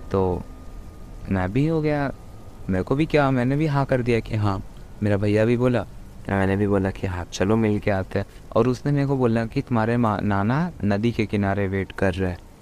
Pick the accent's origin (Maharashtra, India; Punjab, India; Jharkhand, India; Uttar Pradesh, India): Jharkhand, India; Deoghar; मैं झारखंड देवगढ़ से हूँ